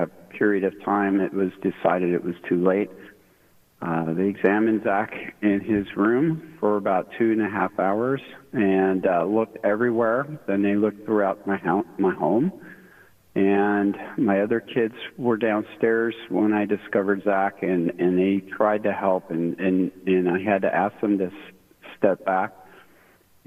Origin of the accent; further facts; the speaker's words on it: Sacramento, California, United States; moved away as an adult; We're all originally from the Sacramento area, and I am a retired military dude